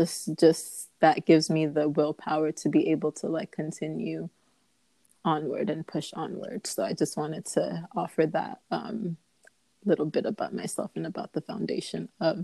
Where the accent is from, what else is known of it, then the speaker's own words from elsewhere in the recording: Ghana; So although I am from Ghana, I do want to explore Togo, Benin, Senegal, like Uganda, Rwanda, like all of it